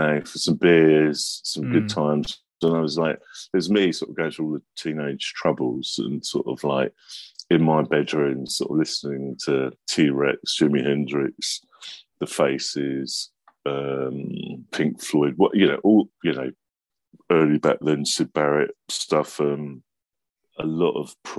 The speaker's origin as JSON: {"language": "English", "region": "London", "country": "United Kingdom", "tie": "born or raised there", "said": "I was brought up just around the corner from Denmark Street"}